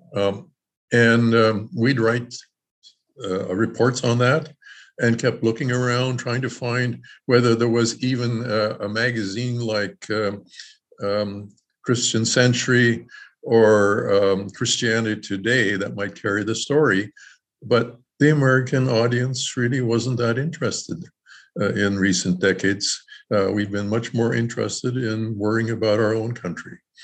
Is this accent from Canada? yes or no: yes; Canada; now in Elkhart, United States; I was born in Canada